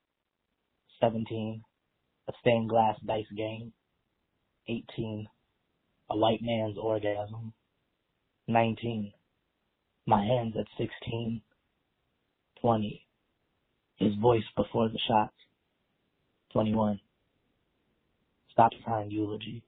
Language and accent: English; Philadelphia, Pennsylvania, United States; I'm from Philadelphia, Pennsylvania